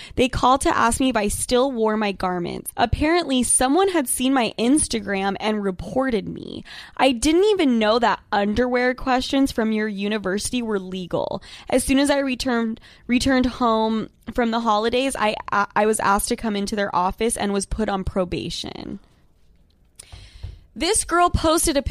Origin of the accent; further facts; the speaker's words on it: Utah, United States; I'm from Utah